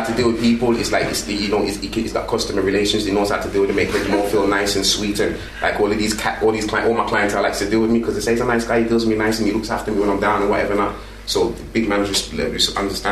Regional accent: Birmingham, West Midlands, United Kingdom; I grew up in Handsworth, Birmingham

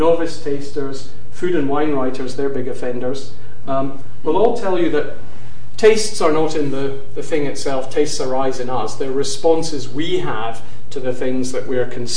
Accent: Glasgow, Scotland, United Kingdom; now in London, United Kingdom; as a Scot, having grown up in Glasgow

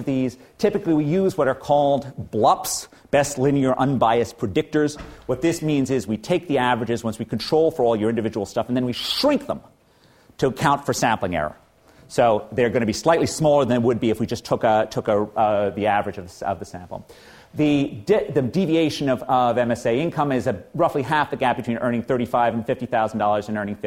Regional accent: New York, United States; as a New Yorker

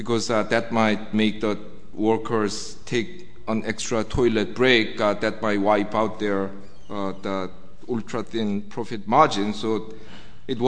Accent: South Korea; moved away as an adult; now in United Kingdom; whenever I told people that I was from Korea

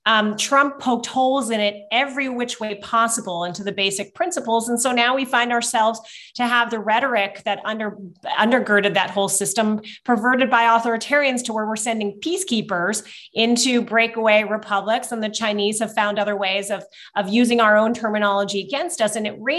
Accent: Wiesbaden, Hesse, Germany; It's closer for me to drive to Kiev now here than to my hometown of Wiesbaden.

